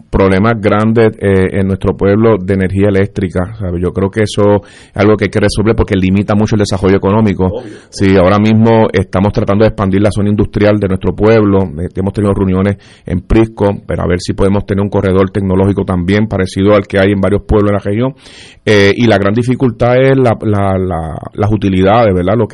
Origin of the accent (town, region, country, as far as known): Isabela, Puerto Rico; born or raised there